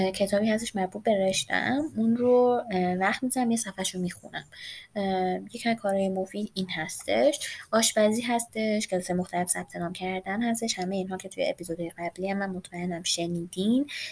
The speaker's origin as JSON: {"language": "Persian", "country": "Iran", "said": "ایرانی هستیم و وطنمون برمون مهمه"}